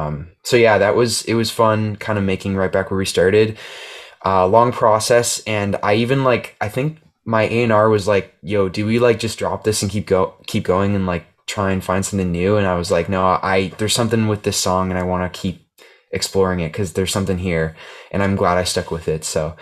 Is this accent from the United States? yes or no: no; Toronto, Ontario, Canada; I guess I'm a musician from Toronto, Ontario.